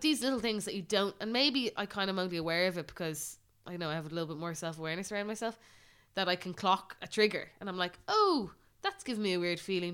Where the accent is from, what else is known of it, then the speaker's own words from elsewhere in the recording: Ireland; as Irish people